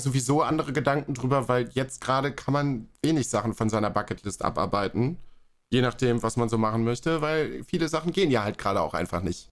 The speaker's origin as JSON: {"language": "German", "region": "North Rhine-Westphalia", "country": "Germany", "tie": "born or raised there", "moved": "yes", "lives_now": "Berlin, Germany", "said": "Nordrhein-Westfalen, also zumindest so in meiner Ecke, da wo ich äh, aufgewachsen bin und gewohnt habe"}